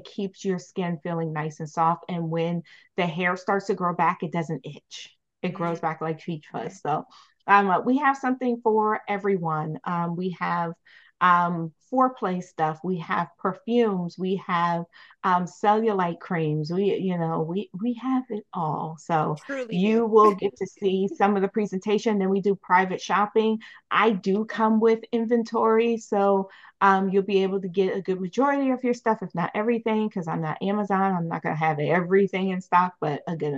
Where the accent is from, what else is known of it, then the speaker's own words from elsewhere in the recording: New York, United States; moved away as an adult; now in Baltimore, United States; I'm a New Yorker